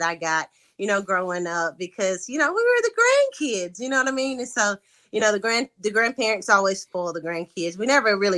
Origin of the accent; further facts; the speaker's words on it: Lexington, Tennessee, United States; moved away as an adult; now in Memphis, United States; I am from Lexington, Tennessee, small town country girl. I currently live in Memphis, Tennessee